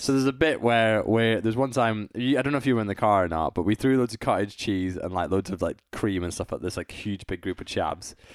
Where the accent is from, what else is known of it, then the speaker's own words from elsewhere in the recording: United Kingdom; I'm British